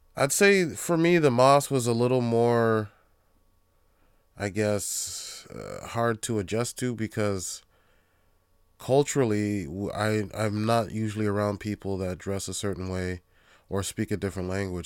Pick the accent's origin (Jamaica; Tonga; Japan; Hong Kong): Jamaica; being Jamaican, Um, pretty much, I'd say ninety percent of my family is Christian